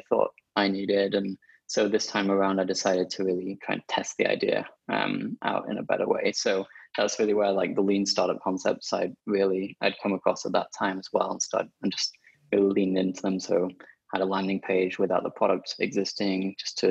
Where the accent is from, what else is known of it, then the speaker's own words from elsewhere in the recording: Sheffield, Yorkshire and the Humber, United Kingdom; my hometown, Sheffield